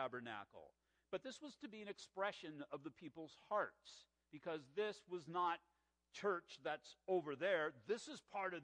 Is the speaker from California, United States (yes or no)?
yes; La Mirada, California, United States; we were growing up in La Mirada in the 1960s